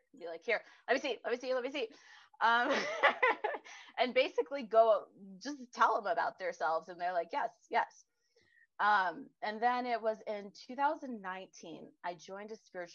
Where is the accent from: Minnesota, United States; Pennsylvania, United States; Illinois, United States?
Illinois, United States; I grew up in Illinois